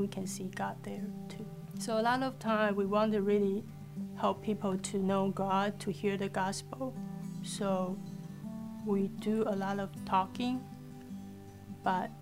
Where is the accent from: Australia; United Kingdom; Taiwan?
Taiwan; moved away as an adult; I'm from Taiwan. And my family are all in Taiwan.